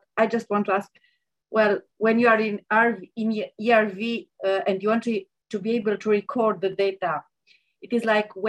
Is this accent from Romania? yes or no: yes; Romania; I'm Romanian.